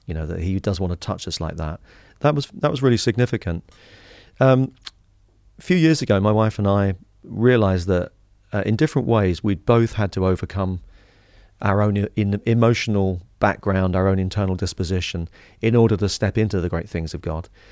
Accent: Harlow, East of England, United Kingdom; I grew up in Harlow in Essex.

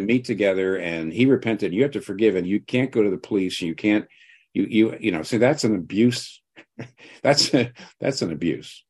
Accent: United States; I'm not Welsh, I'm American

